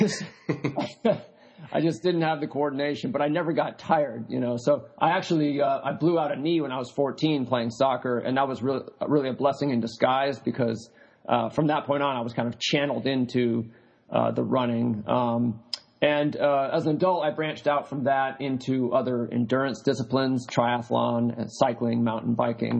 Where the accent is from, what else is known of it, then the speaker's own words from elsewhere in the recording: New Hampshire, United States; when I was growing up in New Hampshire, my father ran marathons